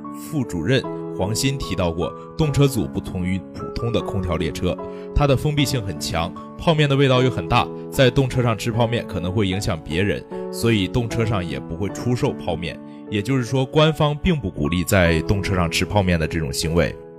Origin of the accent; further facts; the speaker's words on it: Jilin, China; now in Nanjing, China; 我是吉林人